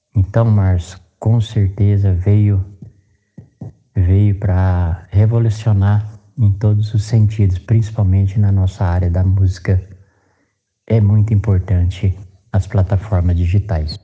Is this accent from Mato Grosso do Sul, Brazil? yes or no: yes; Dourados, Mato Grosso do Sul, Brazil; now in Penápolis, Brazil; eu sou natural de Dourados, Mato Grosso do Sul, e hoje resido aqui em Penápolis, São Paulo.